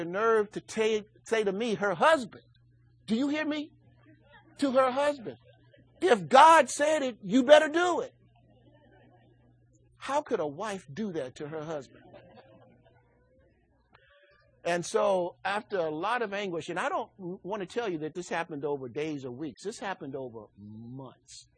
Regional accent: Chicago, Illinois, United States; I grew up in Chicago.

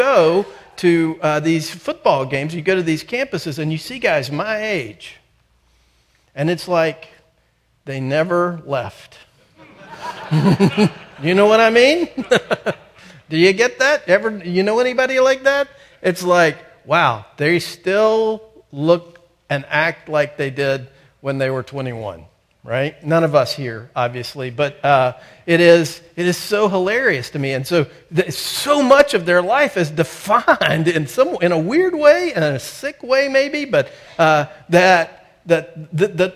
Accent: North Carolina, United States; I'm from North Carolina.

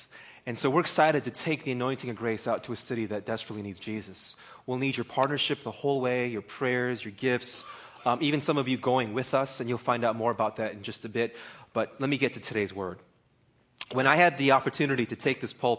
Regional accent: United States; being Korean American

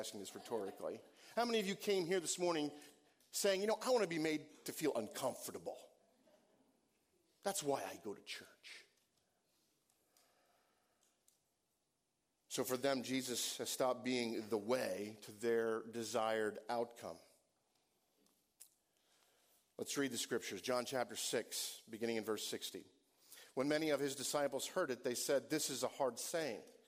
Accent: Northeast, United States; I grew up in the Northeast, and I wasn't in an evangelical community

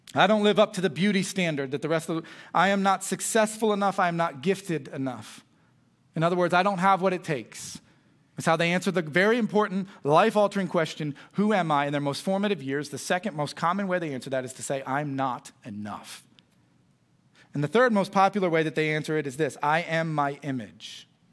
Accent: United States; I was raised in Boone County

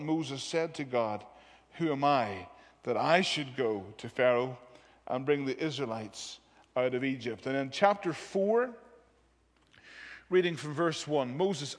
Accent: Londonderry, Northern Ireland, United Kingdom; moved away as an adult; now in England; where I grew up in Londonderry, in the northwest of Northern Ireland

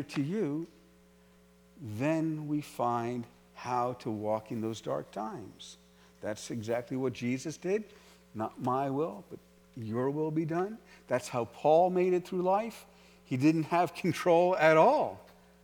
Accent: New York City, New York, United States; I was from New York City

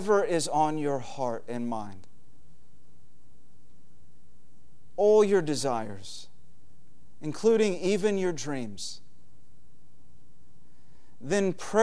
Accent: United States

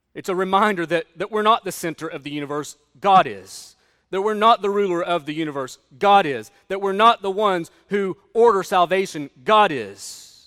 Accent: United States; as an American

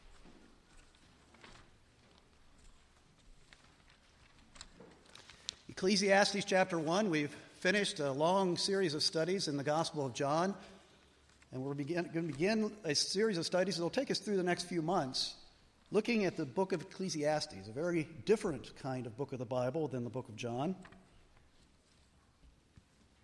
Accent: Allegheny National Forest, Pennsylvania, United States; I grew up in the Allegheny National Forest

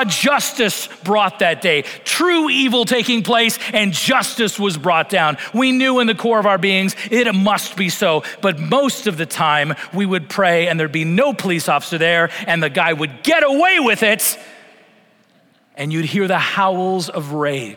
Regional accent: Vancouver Island, British Columbia, Canada; I grew up in Vancouver Island on the west coast of Canada

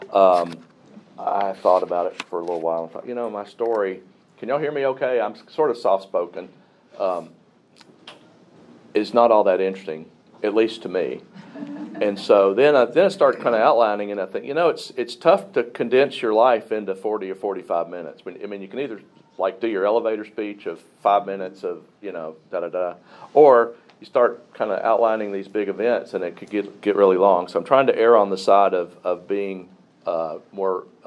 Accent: Pulaski, Tennessee, United States; I was born in Pulaski, Tennessee in 1959

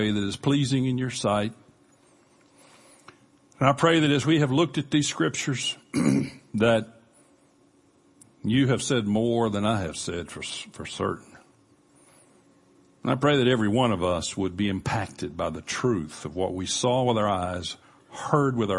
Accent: Panama City, Florida, United States; we grew up in Panama City, near Panama City Beach

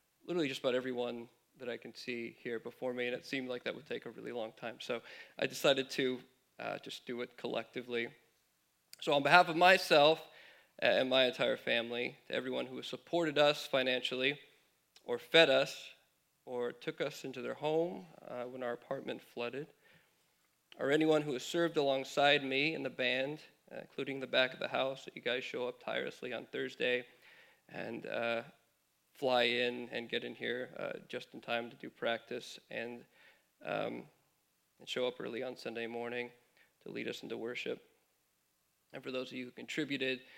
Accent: California, United States; moved away as an adult; My wife and I moved here from California, mentioned about 4 years ago now

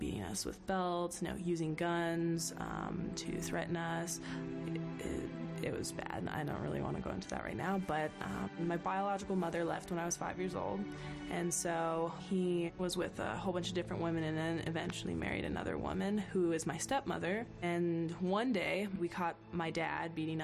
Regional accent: New Jersey, United States; I grew up in New Jersey. So we fluctuated between here and New Jersey back and forth

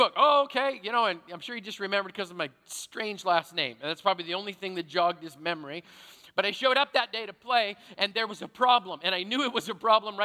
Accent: Canada; I grew up in Canada, which means I played hockey

